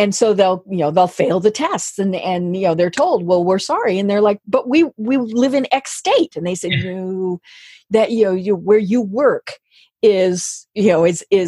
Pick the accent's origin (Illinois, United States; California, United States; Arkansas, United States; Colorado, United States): Colorado, United States; moved away; I'm from Colorado. Now, I don't live there now